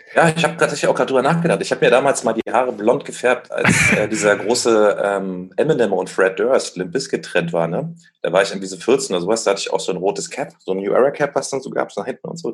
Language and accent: German; Berlin, Germany; ich bin ja in Berlin aufgewachsen